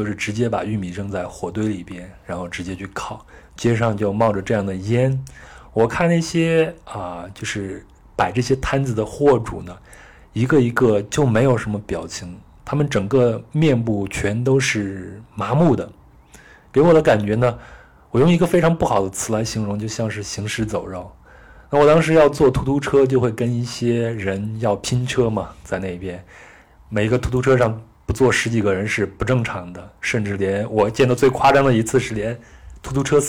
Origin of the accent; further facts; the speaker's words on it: China; 这在中国的农村都已经很少见了。你像我，我出生在七十年代末，那我小时候就是在农村生活和长大的。